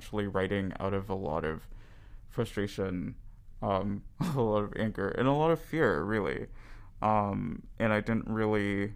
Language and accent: English; Belize; also born or lived in United States; now in Winnipeg, Canada; I'm an international student. I'm from Belize. I was living in the States before I moved here